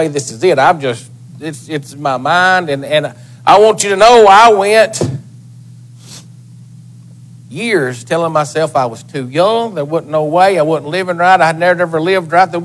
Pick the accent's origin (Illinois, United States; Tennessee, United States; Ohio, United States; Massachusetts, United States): Tennessee, United States; Lafayette; I'm born and raised in Lafayette, Tennessee